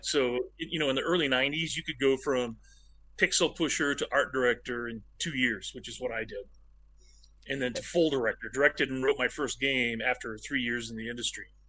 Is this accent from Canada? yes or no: no; Medford, Oregon, United States; I grew up in Medford, Oregon, which is a tiny town yeah. in southern Oregon